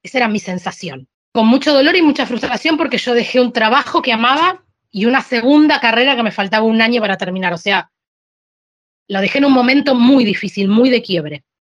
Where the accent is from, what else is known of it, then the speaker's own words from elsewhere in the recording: Argentina; also born or lived in Sicily, Italy; now in Alicante, Spain; yo soy argentina